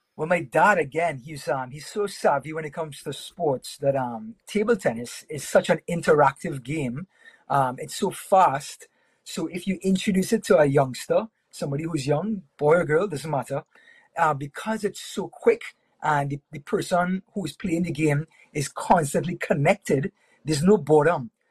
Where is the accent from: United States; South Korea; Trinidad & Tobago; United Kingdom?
Trinidad & Tobago; I was I was born and raised in Trinidad and Tobago.